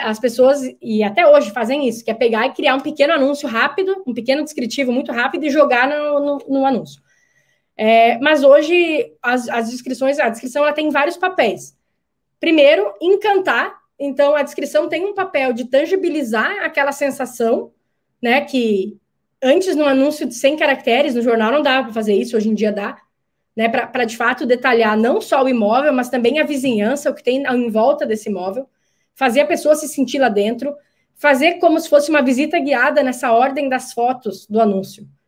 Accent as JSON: {"language": "Portuguese", "country": "Brazil", "said": "Eu sei que como brasileira"}